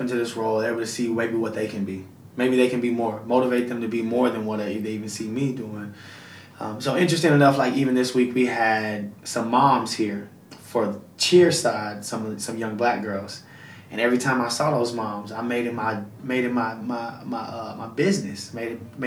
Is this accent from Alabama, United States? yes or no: yes; Huntsville, Alabama, United States; I'm from Alabama. I'm from Huntsville, Alabama